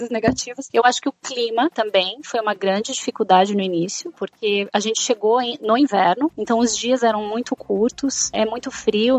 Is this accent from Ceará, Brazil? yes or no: no; Araranguá, Santa Catarina, Brazil; moved away as an adult; also born or lived in Rio Grande do Sul / Florianópolis / United States / England; now in Scotland; Eu sou gaúcha, mas eu cresci no, em Santa Catarina, em uma cidadezinha de litoral chamada Araranguá.